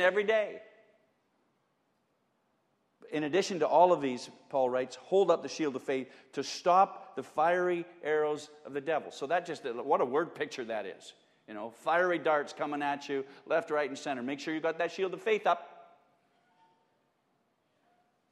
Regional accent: Edmonton, Alberta, Canada; When we were kids growing up in Edmonton

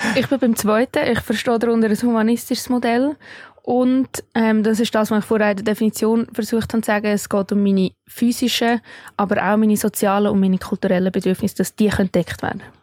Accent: Switzerland; hier bei uns in der Schweiz

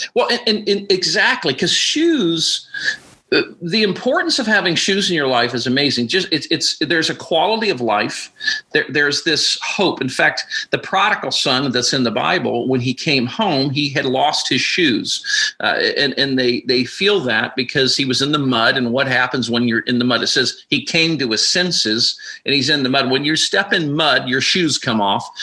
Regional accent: Alaska, United States; moved away as an adult; I was born and raised in Alaska.

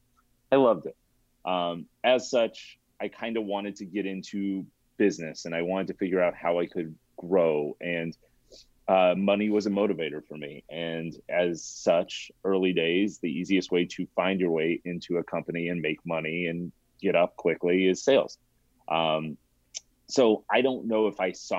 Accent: Colorado, United States; moved away as an adult; now in California, United States; born and raised in Colorado, still have a lot of pride in my roots

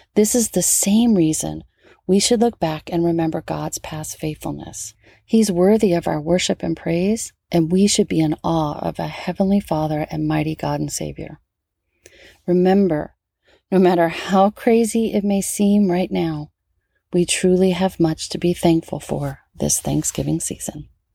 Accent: New Orleans, Louisiana, United States; moved away; back home in my hometown of New Orleans

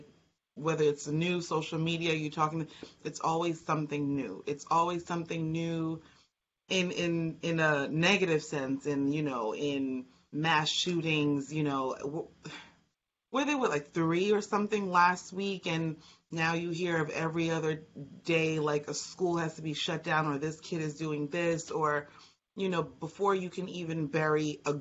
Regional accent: United States; as an American

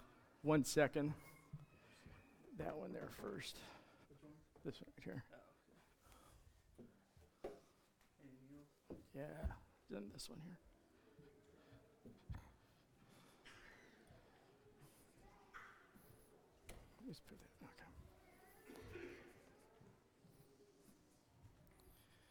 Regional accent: Canada; moved away; being Canadian

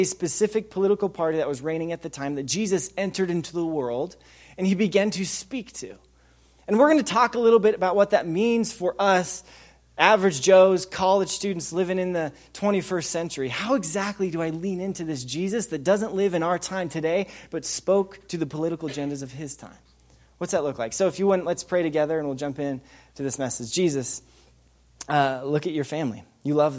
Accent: Wyoming, United States; I did grow up in Wyoming.

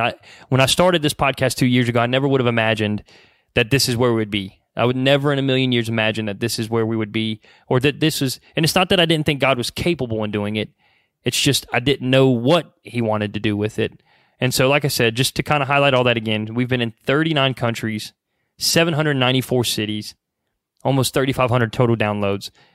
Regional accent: Mooresville, North Carolina, United States; we're from Mooresville, North Carolina. Obviously, we're local to the Mooresville, Charlotte area.

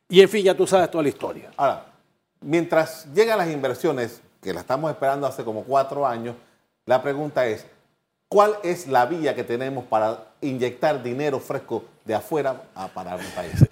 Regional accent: Panama

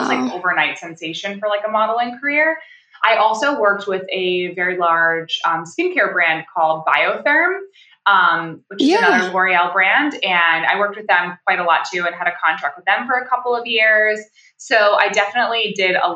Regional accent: upstate New York, United States; I'm from upstate New York

